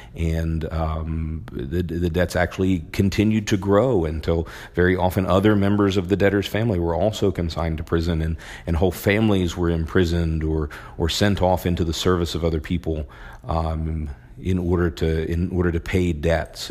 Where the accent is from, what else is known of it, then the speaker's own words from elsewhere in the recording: Maryland, United States; I grew up in Maryland